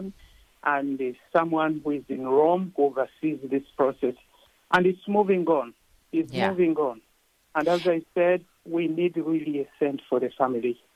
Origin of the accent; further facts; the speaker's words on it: Jinja, Eastern Region, Uganda; moved away; I was born in Uganda in a small town of Jinja